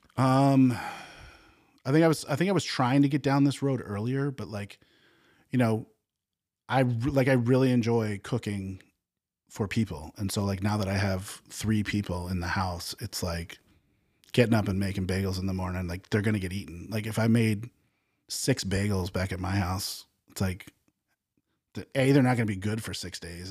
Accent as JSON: {"language": "English", "region": "New England", "country": "United States", "tie": "born or raised there", "moved": "as an adult", "said": "I grew up in New England"}